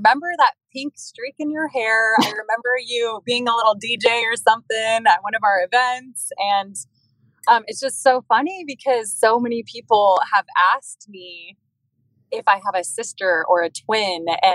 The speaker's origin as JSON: {"language": "English", "town": "Denver", "region": "Colorado", "country": "United States", "tie": "born or raised there", "moved": "as an adult", "lives_now": "Kona, United States", "said": "I grew up in Colorado, born and raised"}